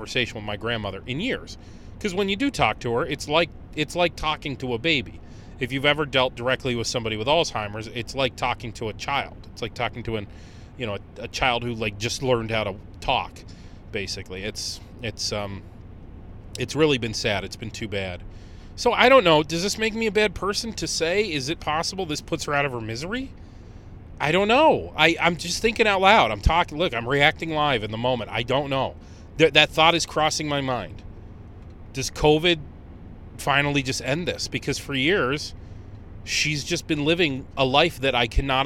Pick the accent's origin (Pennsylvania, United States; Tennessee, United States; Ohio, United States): Ohio, United States; Conneaut; in Conneaut, Ohio, in my hometown